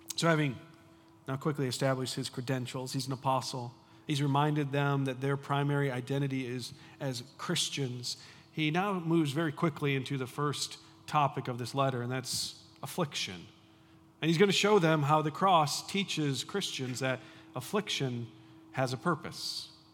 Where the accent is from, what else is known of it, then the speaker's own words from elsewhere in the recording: United States; I grew up in the United States